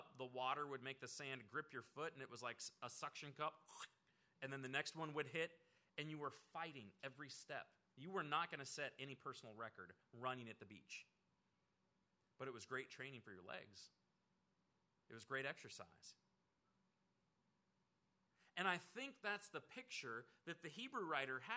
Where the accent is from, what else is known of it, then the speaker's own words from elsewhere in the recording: Oregon, United States; moved away; I grew up out in Oregon, so we had like everything you could possibly have.